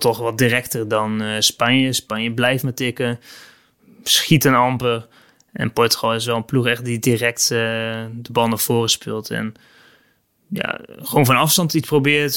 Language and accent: Dutch; Netherlands; als Nederlander